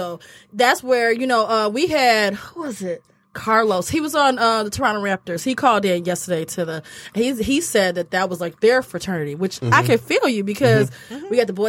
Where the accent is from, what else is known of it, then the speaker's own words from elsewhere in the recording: Kenya; I'm from Kenya. We shaped like a Coke bottle.